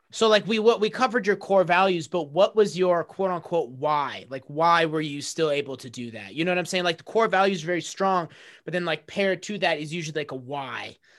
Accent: United States; my family coming from a middle eastern background like they they enrolled me in those because that's what they thought I had to do as an American kid

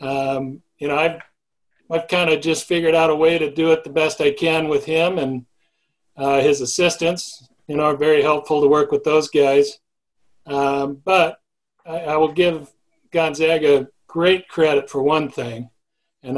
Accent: Seattle, Washington, United States; I grew up Seattle area

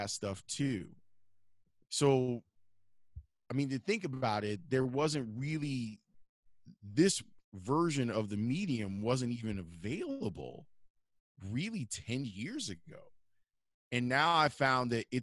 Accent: Chicago, Illinois, United States; also born or lived in Homewood, Illinois; I grew up on the South Side, and then we moved to Homewood when I was 14, specifically for me to go to HF

